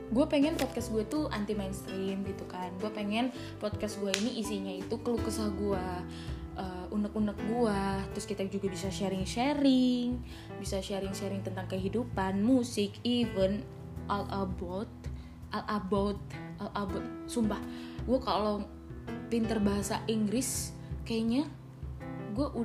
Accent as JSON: {"language": "Indonesian", "town": "Cirebon", "region": "West Java", "country": "Indonesia", "said": "gue tuh asal dari Cirebon tapi gue nggak nggak netap gitu loh"}